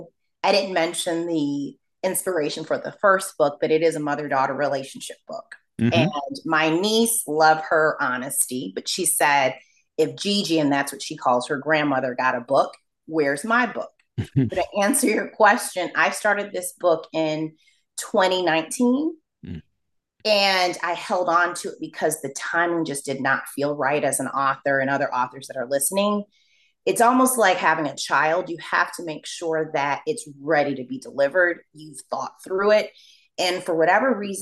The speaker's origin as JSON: {"language": "English", "town": "Rochester", "region": "New York", "country": "United States", "tie": "born or raised there", "said": "as an African-American growing up in Rochester, New York"}